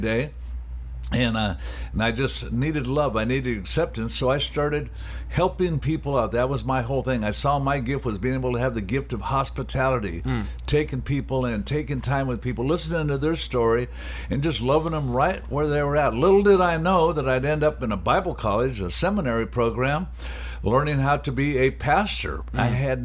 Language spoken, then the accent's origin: English; Anaheim, California, United States; I'm a guy born and raised in Animal Heim, California.